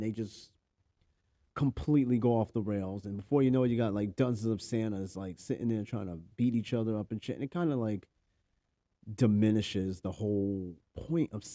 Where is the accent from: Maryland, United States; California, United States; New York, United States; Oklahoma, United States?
New York, United States; accent: New York; New York accent's been coming out lately